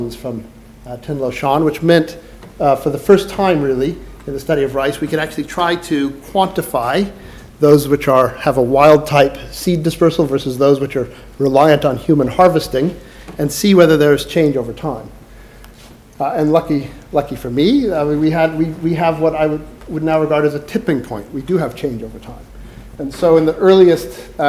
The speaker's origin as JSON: {"language": "English", "region": "California", "country": "United States", "tie": "born or raised there", "said": "I grew up in California"}